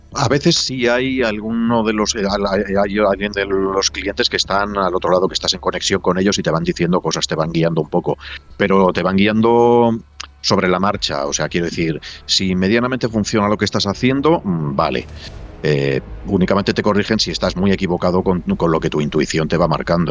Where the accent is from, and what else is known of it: Valladolid, Castile and León, Spain